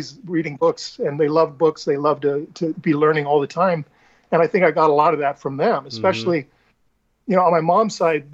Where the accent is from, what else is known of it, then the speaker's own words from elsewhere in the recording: Mesa, Arizona, United States; moved away as an adult; also born or lived in Phoenix, Arizona; now in California, United States; most of my life was in Mesa